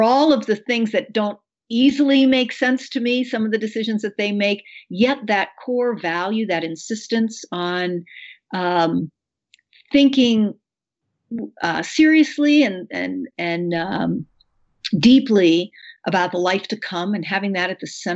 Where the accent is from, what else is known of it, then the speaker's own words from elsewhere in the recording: United States; as an American with an education